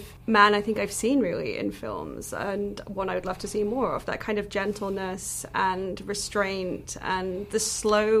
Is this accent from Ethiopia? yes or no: no; United Kingdom; as a British person